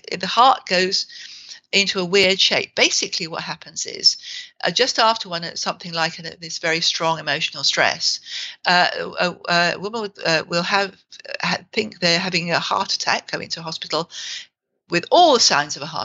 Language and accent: English; England, United Kingdom; we're English